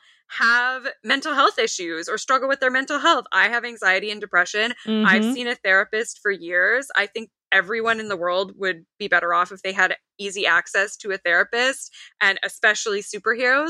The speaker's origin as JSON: {"language": "English", "country": "Canada", "said": "I am Canadian"}